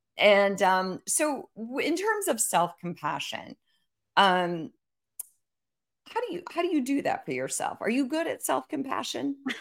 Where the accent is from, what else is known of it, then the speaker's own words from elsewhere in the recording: Iowa, United States; I grew up in Iowa